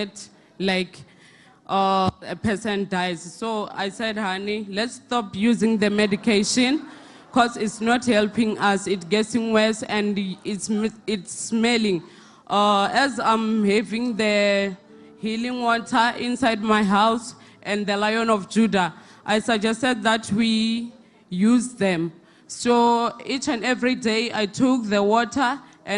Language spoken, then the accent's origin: English; Limpopo, South Africa; I'm from Limpopo